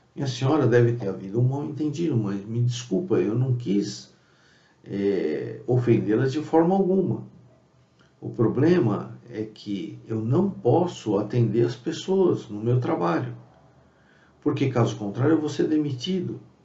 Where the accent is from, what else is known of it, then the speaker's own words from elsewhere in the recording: São Paulo, Brazil; eu sou da cidade de São Paulo